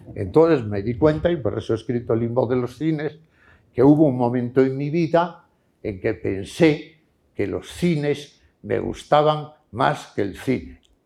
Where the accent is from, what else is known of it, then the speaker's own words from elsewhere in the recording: León, Castile and León, Spain; moved away; also born or lived in Madrid; aquí en mi pueblo